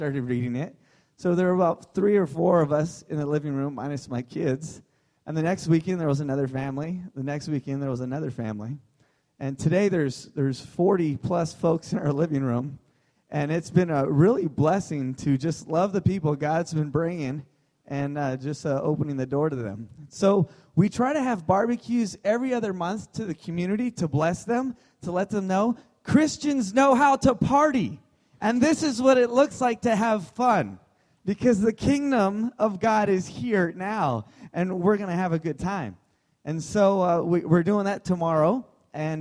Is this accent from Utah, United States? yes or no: no; Southern California, United States; moved away as an adult; now in Santa Rosa, United States; I was from Southern California and spent my whole life there